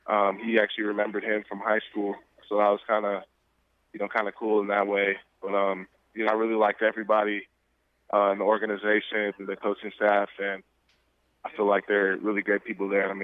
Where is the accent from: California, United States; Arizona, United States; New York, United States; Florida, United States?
Arizona, United States; Phoenix; I'm from Phoenix, Arizona, the Phoenix area.